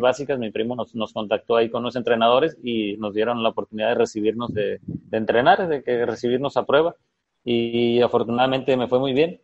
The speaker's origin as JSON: {"language": "Spanish", "town": "Costa Rica", "region": "Sinaloa", "country": "Mexico", "tie": "born or raised there", "also_born_or_lived": "Culiacán", "said": "nací en Costa Rica, Sinaloa, el 7 de agosto del del año 85"}